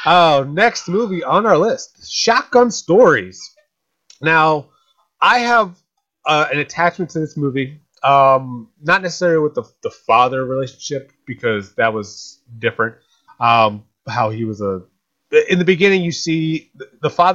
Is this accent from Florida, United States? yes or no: no; Atlantic City, New Jersey, United States; that's about my hometown. It's about my hometown